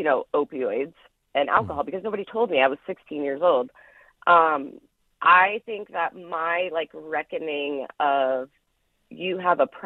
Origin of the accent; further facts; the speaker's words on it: Knoxville, Iowa, United States; I grew up down in Marion County in Knoxville, Iowa.